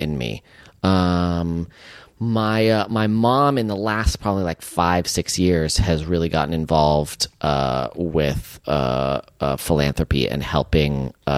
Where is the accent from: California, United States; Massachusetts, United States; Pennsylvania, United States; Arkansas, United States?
California, United States; San Francisco; growing up in San Francisco